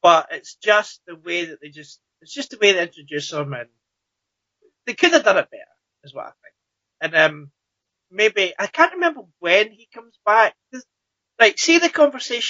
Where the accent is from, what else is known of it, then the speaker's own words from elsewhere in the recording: Scotland, United Kingdom; I'm Scottish.